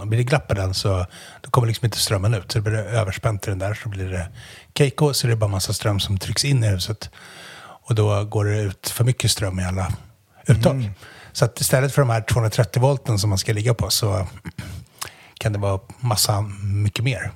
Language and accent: Swedish; Umeå, Västerbotten County, Sweden; jag är från Umeå